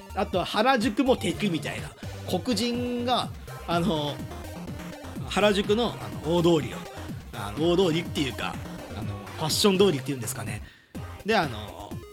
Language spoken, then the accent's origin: Japanese; Himeji, Hyogo, Japan; moved away as an adult; now in Tokyo, Japan; 僕はあの姫路に住んでいて